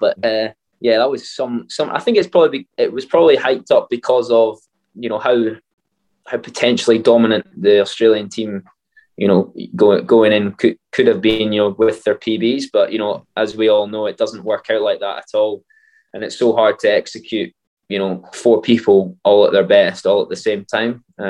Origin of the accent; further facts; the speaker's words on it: Alloa, Scotland, United Kingdom; also born or lived in Glasgow; I was born in Glasgow, but I lived in Alloa for a long time